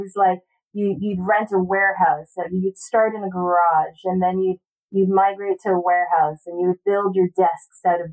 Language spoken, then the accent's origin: English; Palo Alto, California, United States; also born or lived in San Diego; growing up in the Silicon Valley was really great because it also allowed me to go to one of the best public schools in the country, in Palo Alto